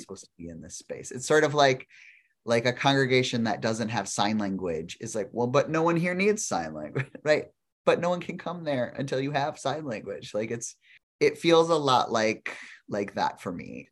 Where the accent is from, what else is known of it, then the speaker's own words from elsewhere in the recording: South Dakota, United States; I grew up in South Dakota